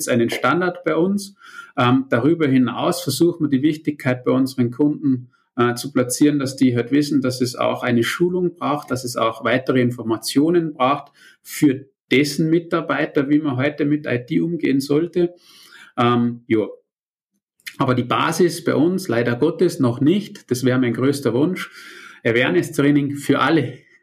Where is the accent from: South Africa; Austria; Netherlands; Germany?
Austria; ich bin ja Österreicher mit deutschen Wurzeln